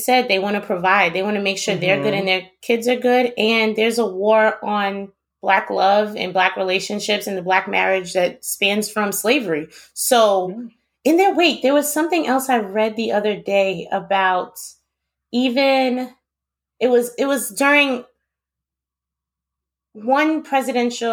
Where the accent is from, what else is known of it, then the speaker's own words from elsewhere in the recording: New York, United States; moved away; also born or lived in Queens; I'm from New York